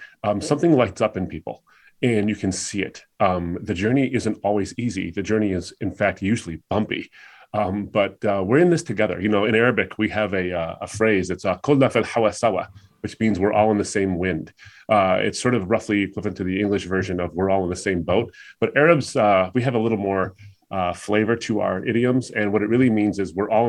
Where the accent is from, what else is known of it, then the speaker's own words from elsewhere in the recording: United States; I was raised in the United States, but I come from a Muslim background